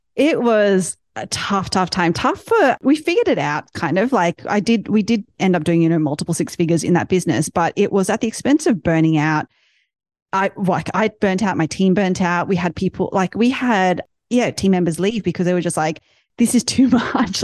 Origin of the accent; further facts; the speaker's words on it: Australia; now in United States; ever since I started living in the States now, I'm from Australia.